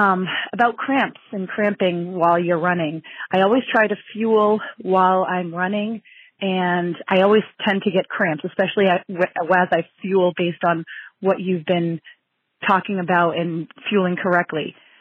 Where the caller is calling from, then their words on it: Easton, Massachusetts, United States; I'm calling from Easton, Massachusetts.